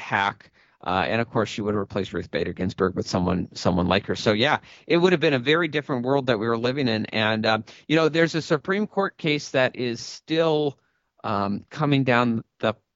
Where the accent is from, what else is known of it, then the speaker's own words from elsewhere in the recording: Maine, United States; Maine playing a role in that, my home state